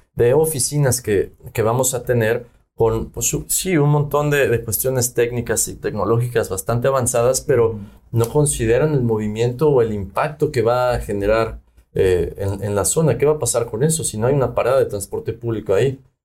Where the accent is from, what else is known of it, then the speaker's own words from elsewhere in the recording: Mexico; now in Yucatán, Mexico; como latinos, como mexicanos y como habitantes en Yucatán